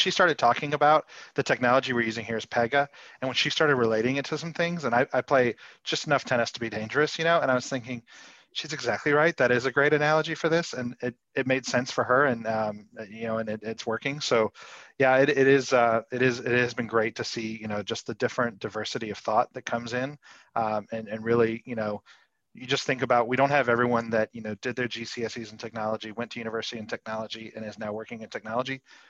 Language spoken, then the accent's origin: English; Chicago, United States; also born or lived in Atlanta; you know, I'm from Chicago and Atlanta originally, and I haven't done half the things that, you know, you yourself would do, Niamh.